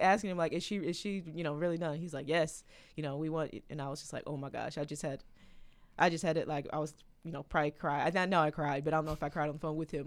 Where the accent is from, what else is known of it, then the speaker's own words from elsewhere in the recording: St. Louis, Missouri, United States; in Saint Louis in my hometown